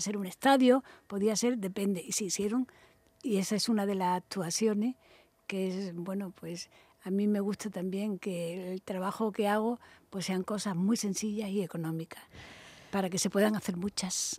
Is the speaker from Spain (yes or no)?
yes; Málaga, Andalusia, Spain; born or raised there; moved away as an adult; also born or lived in Madrid / Barcelona